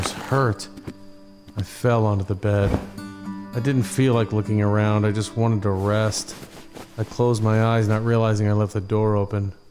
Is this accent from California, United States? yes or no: yes; Livermore, California, United States; I'm from Livermore, which is located outside of San Francisco. I lived there my whole life. Love the West Coast.